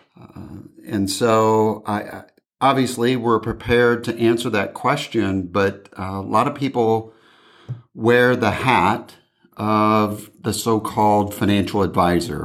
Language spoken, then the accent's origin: English; Indiana, United States; now in California, United States; back in my hometown